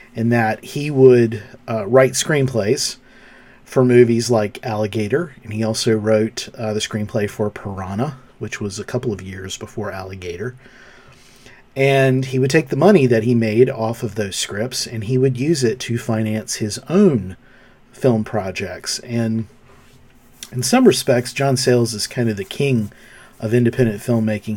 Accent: North Carolina, United States; my home state of North Carolina

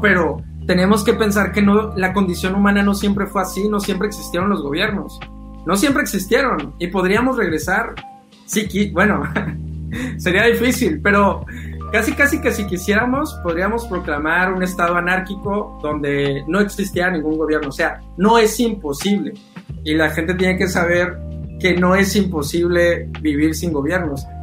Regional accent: Mexico; como mexicanos

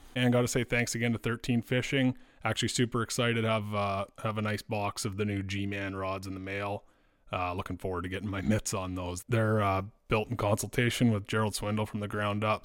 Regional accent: Dryden, Ontario, Canada; I grew up in Dryden

